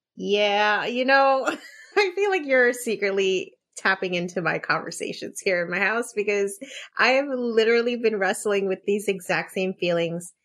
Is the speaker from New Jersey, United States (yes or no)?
yes; Elizabeth, New Jersey, United States; I grew up in Elizabeth, too